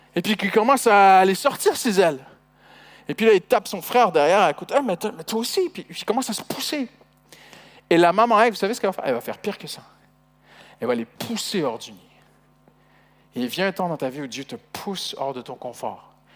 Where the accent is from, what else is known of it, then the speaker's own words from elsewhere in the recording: Canada; moved away as an adult; je suis, étranger, hein, je suis canadien d'origine. Et au début, avec notre accent, c'était pas facile